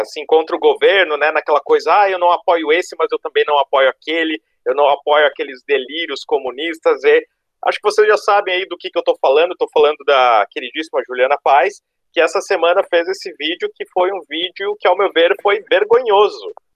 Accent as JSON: {"language": "Portuguese", "region": "Rio Grande do Sul", "country": "Brazil", "moved": "yes", "lives_now": "Florianópolis, Brazil", "said": "sou sulista, eh, não de Santa Catarina, sou do Rio Grande"}